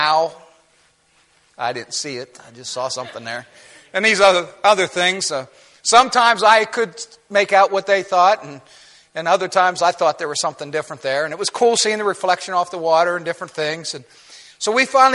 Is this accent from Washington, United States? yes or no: no; Ohio, United States; moved away; also born or lived in Virginia; I grew up in Ohio